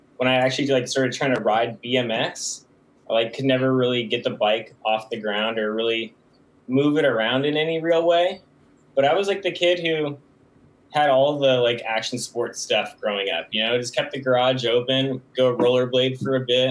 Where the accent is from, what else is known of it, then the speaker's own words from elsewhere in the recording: San Jose, California, United States; also born or lived in Gilroy, California / San Francisco, California; I grew up in San Jose and Gilroy, in kind of like the southern part of the Bay Area, which is in California